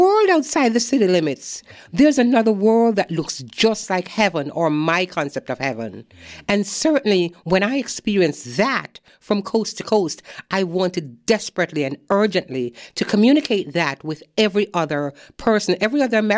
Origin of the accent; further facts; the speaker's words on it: Jamaica; now in United States; I'm from Jamaica